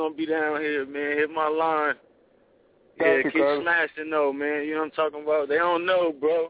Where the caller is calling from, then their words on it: Atlanta, Georgia, United States; I'm down in Atlanta right now, man.